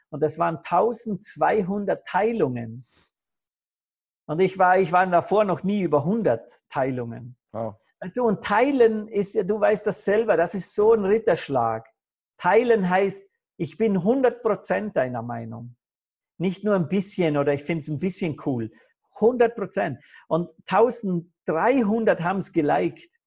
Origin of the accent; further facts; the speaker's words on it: Vorarlberg, Austria; born there; dass in, in Vorarlberg am Bodensee, wo ich geboren bin, wollen sie in einem Spital diese Krebsstation zusperren